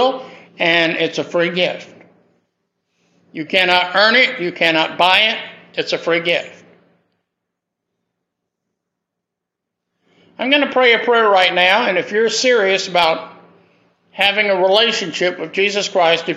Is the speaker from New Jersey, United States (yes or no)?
no; Greenville, South Carolina, United States; moved away as an adult; also born or lived in Hattiesburg, Mississippi / New Orleans, Louisiana; my hometown of Greenville, South Carolina